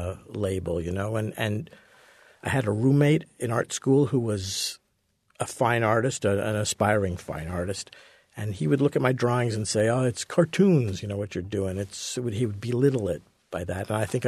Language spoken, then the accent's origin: English; Montreal, Quebec, Canada; I grew up in Montreal, so I was a hockey fan, as you pretty well had to be.